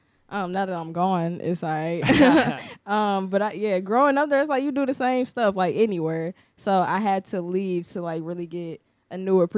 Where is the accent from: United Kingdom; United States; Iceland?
United States; St. Louis, Missouri; now in Orlando, United States; I am from St. Louis, Missouri.